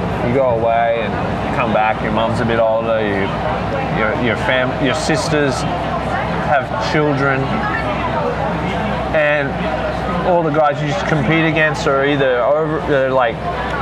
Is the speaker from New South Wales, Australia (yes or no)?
yes; Port Macquarie, New South Wales, Australia; moved away as an adult; I grew up in Lighthouse Beach